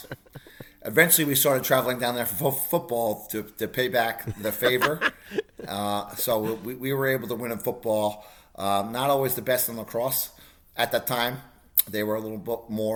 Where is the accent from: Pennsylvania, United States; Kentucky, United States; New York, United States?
New York, United States; Suffolk County, Long Island; moved away as an adult; now in Florida, United States; born and raised in New York, in Suffolk County, Long Island.